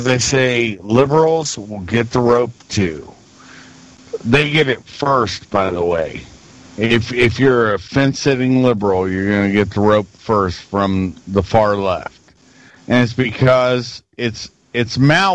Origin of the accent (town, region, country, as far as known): United States